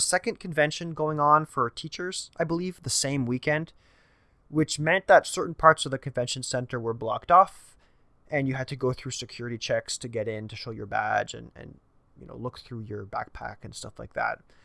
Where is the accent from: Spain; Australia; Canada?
Canada; I'm a Canadian